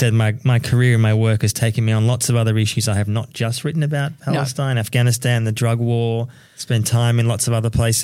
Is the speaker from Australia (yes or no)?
yes; Melbourne, Victoria, Australia; me growing up in Melbourne